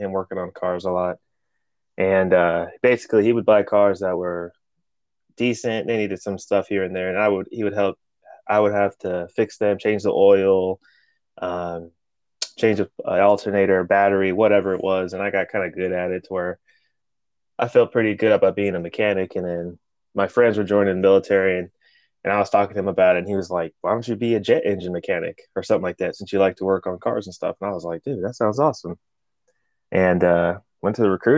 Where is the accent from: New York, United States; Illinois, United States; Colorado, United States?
Colorado, United States; Colorado Springs; first language Spanish; English is a second language; moved away as an adult; Colorado Springs, Colorado.